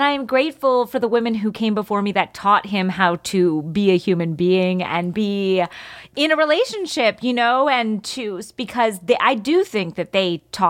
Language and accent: English; East Coast, United States; we got to take her to the Southwest, which I had never seen before growing up on the East Coast.